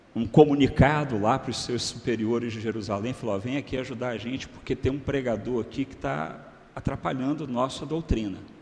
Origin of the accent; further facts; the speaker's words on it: Macaé, Rio de Janeiro, Brazil; eu sou natural do Rio de Janeiro, né, de Macaé, interior. O meu estado, o estado do Rio de Janeiro